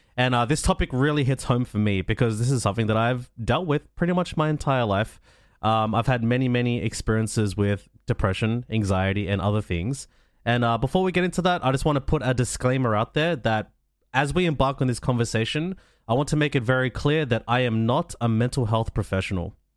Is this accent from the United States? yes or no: no; Australia; I'm from Australia. I'm I live in a country where mental health care is available.